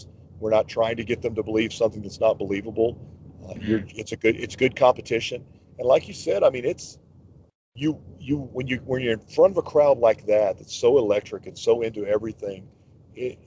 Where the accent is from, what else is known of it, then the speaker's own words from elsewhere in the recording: Arkansas, United States; moved away as an adult; now in Texas, United States; I grew up in Arkansas, and I've lived in Texas for 20 years